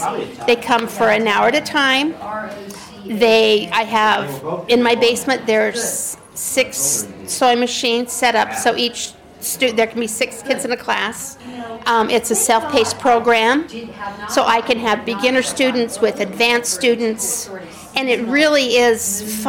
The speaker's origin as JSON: {"language": "English", "town": "Rexburg", "region": "Idaho", "country": "United States", "tie": "born or raised there", "moved": "yes", "lives_now": "Pelham, United States", "said": "I grew up in Rexburg, Idaho. Currently I live in Pelham, New York."}